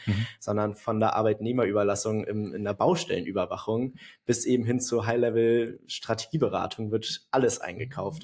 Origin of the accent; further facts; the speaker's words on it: Hamburg, Germany; Ich bin 23 Jahre alt und auch so geboren und aufgewachsen in Hamburg.